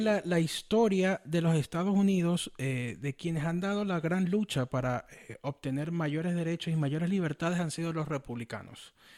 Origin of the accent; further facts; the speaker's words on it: Venezuela; now in United States; a mí me preocupa mucho como venezolano